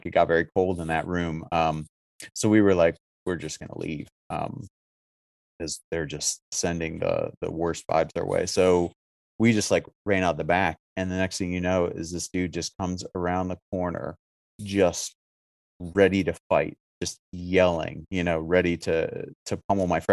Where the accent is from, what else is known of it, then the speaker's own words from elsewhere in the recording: Syracuse, New York, United States; I'm from Syracuse. So I grew up in a scene that was wildly different